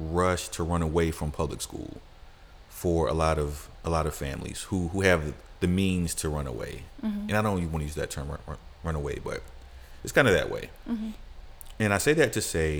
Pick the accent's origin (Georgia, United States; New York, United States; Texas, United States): Georgia, United States; Atlanta; growing up in Atlanta in a certain period of time, like, public schools were kind of okay